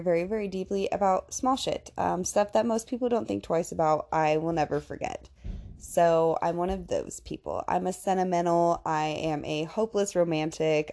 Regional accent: Indiana, United States; I am from Indiana

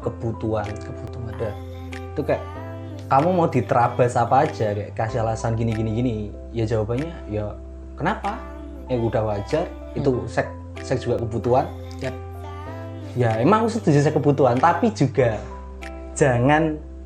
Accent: Ponorogo, East Java, Indonesia; aku dari Ponorogo

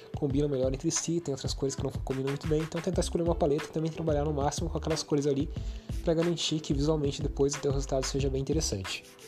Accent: Brazil; a gente é brasileiro, a gente fala português

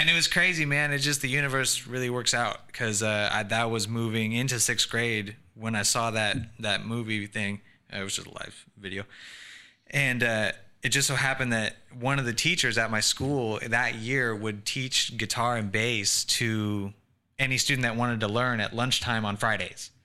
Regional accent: Sacramento, California, United States; also born or lived in Tempe, Arizona; I just say I'm from Sacramento

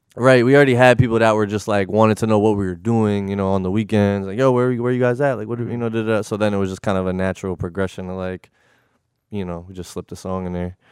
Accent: Connecticut, United States; moved away as an adult; also born or lived in Bridgeport / New Haven / Milford / North Haven; I was born in Connecticut. I was born in Bridgeport, um, hospital. And then, um, kinda moved around, you know, um, New Haven, Milford. I went to high school in North Haven.

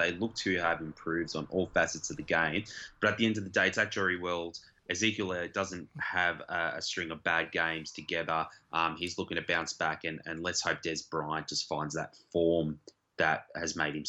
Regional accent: Geelong, Victoria, Australia; now in Melbourne, Australia; I'm from Geelong

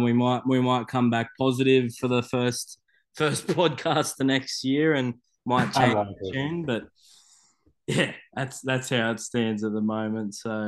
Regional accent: Australia; as an Australian you want the best players playing for you

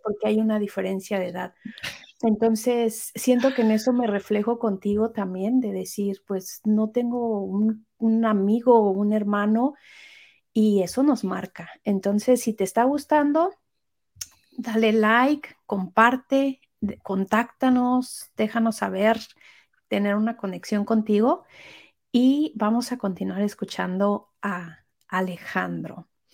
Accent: Mexico City, Mexico; now in United States; los chilangos somos maravillosos

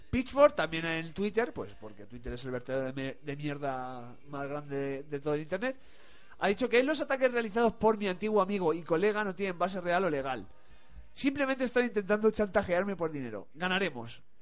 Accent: Madrid, Community of Madrid, Spain; porque soy de Villaverde.

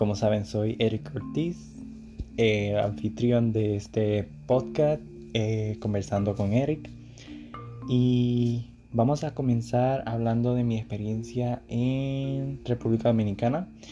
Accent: Puerto Rico; yo soy de Puerto Rico, el Caribe, ríos, playas, etc.

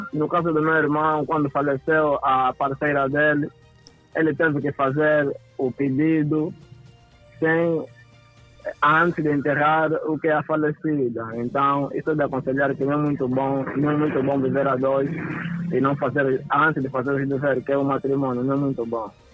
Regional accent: Catambor, Luanda Province, Angola; eu cresci no centro da cidade, no Catambor

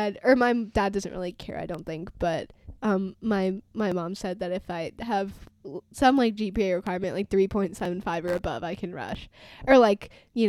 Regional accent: Arizona, United States; We're doing this over the phone. I'm from Arizona.

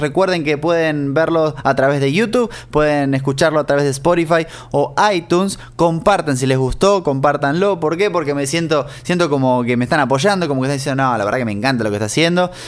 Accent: Argentina; moved away; cuando en Argentina íbamos al kiosco, al almacén, al supermercado

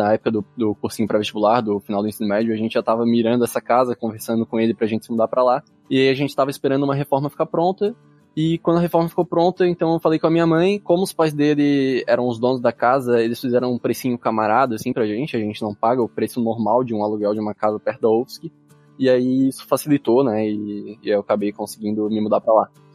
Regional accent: Santo Amaro da Imperatriz, Santa Catarina, Brazil; also born or lived in Florianópolis; Eu sou de Santa Maria da Imperatriz

